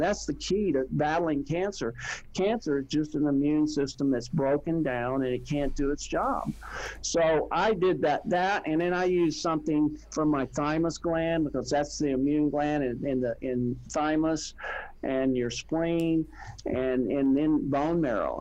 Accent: Texas, United States; I was from Texas

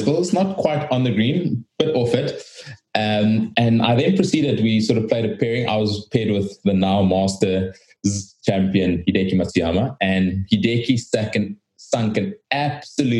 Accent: South Africa; being South African

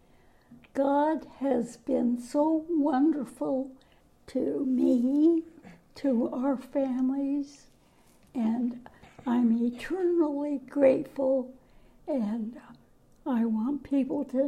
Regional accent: Canada; also born or lived in Newport, Rhode Island; now in Washington, United States; I was born in Canada.

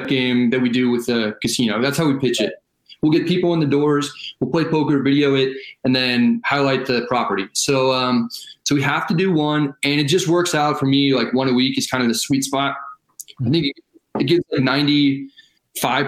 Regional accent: Northern California, United States; my hometown in Northern California

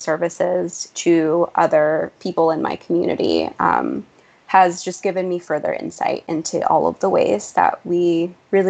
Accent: San Francisco Bay Area, California, United States; also born or lived in Mexico; now in New York, United States; I was born in Mexico, and I came to the U.S. when I was 11 months old with my parents. I grew up in the San Francisco Bay Area

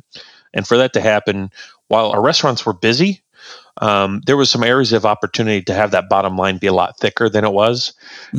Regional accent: Hoopeston, Illinois, United States; I was raised in Hoopston, Illinois. It's a little corn town in central Illinois, right up against the Illinois-Indiana border

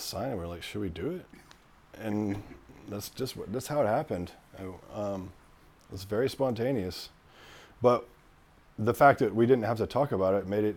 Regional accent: Shreveport, Louisiana, United States; moved away; I was born in Shreveport

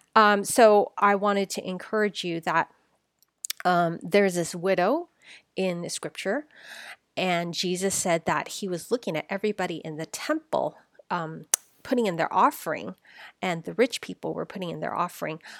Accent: San Francisco, California, United States; I was born here. I was born in San Francisco, Chinatown

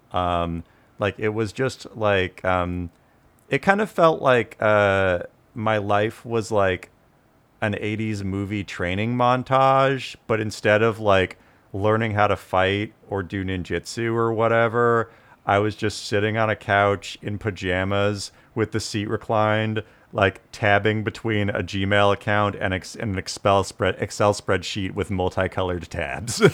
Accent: Tulalip Reservation, Washington, United States; now in California, United States; I'm Native American, I grew up on the Tulip Reservation

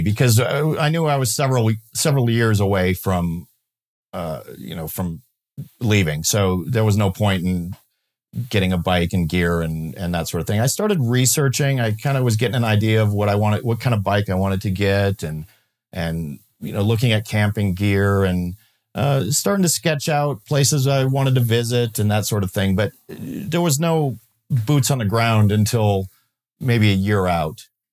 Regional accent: Minnesota, United States; I grew up in Minnesota, and when I moved out of my parents' house, I moved into a rural part of the state

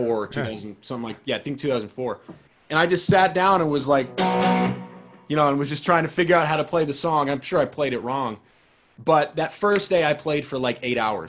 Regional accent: San Diego, California, United States; also born or lived in Seattle, Washington; I'm from Seattle originally, but then, you know, early elementary school, moved to San Diego

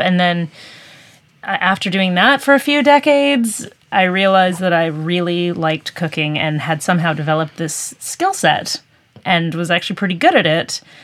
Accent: Peace River Valley, British Columbia, Canada; I grew up in the Peace River Valley

